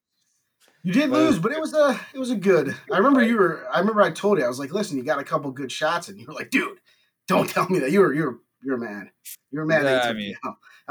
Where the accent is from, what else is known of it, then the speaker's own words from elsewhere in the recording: near Wilkes-Barre, Northeastern Pennsylvania, United States; moved away as an adult; also born or lived in Philadelphia (Temple); Oh, Northeastern Pennsylvania